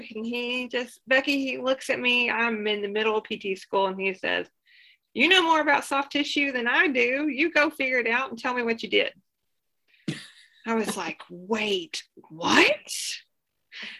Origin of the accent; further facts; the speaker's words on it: Arkansas, United States; also born or lived in Oklahoma; I'm originally from Arkansas